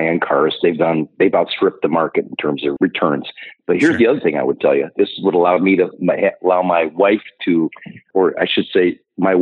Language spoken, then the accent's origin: English; Ohio, United States; moved away as an adult; now in Minnesota, United States; I grew up in Ohio